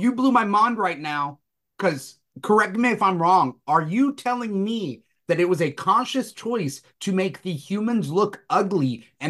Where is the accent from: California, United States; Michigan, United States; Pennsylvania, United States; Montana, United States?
California, United States; Southern; I'm from Southern California. So like I'm from like the LAOC area.